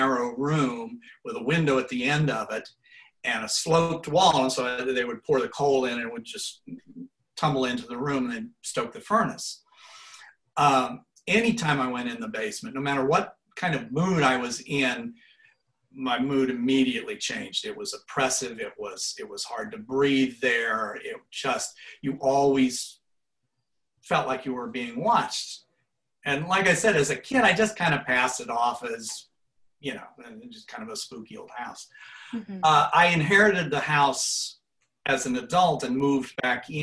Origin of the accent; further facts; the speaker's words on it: Portsmouth, Ohio, United States; I grew up in Portsmouth, Ohio, which is about 2 hours upriver from Cincinnati